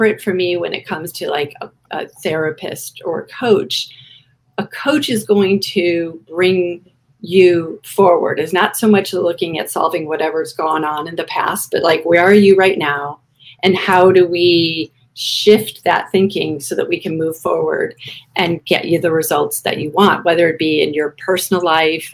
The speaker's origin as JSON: {"language": "English", "region": "Midwest", "country": "United States", "tie": "born or raised there", "also_born_or_lived": "California", "moved": "as an adult", "said": "I grew up in the Midwest"}